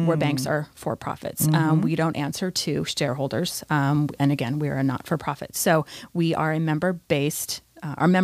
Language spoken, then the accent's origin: English; Napa, California, United States; now in Ventura County, United States; I'm actually from Napa, so Napa Valley wine country